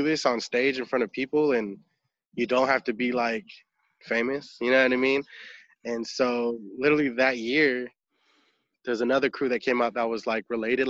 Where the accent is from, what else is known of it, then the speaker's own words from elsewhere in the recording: Philippines; I'm Filipino, so if you have a little bit of rhythm in the Filipino family, they call you out every party